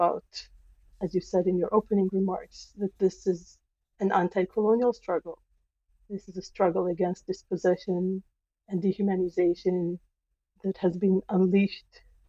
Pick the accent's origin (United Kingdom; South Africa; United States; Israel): Israel; now in Canada; So I was born and raised in Israel. Most of my family, my birth family, is there.